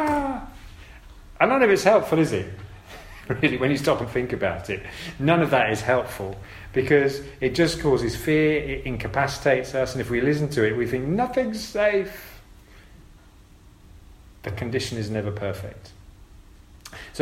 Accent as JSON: {"language": "English", "country": "United Kingdom", "said": "we're British"}